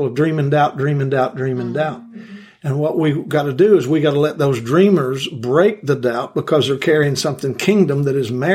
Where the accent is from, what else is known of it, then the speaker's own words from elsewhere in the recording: Kentucky, United States; I'm from Kentucky. And I absorb that culture, and I absorb those mannerisms.